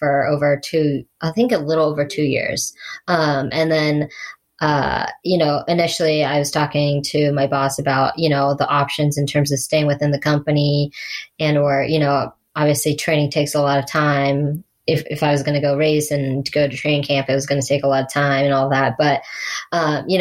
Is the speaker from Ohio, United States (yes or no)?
yes; Ohio, United States; it was my hometown race in 70.3